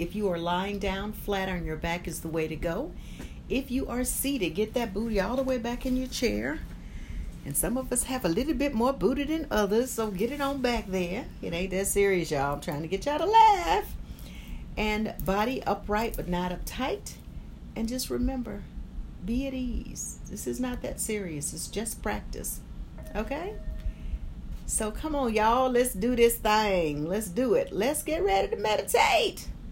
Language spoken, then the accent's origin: English; Albany, Georgia, United States; I had a place in my hometown, Albany, Georgia